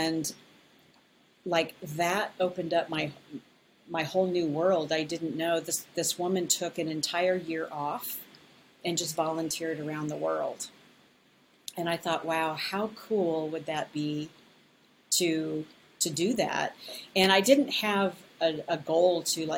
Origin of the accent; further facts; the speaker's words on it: Colorado, United States; moved away as an adult; also born or lived in Las Vegas; I am originally from Colorado